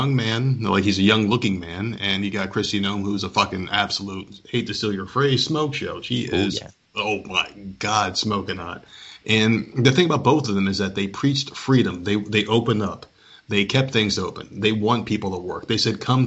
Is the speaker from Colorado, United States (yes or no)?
no; New Jersey, United States; we're both from Jersey